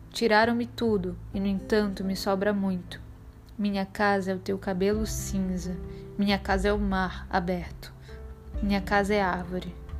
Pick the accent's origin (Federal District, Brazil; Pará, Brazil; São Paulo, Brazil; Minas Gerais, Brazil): Pará, Brazil; Belém; now in Salvador, Brazil; Sou paraense de nascimento, nasci em Belém do Pará, Terra do Açaí Gostoso, e resido em Salvador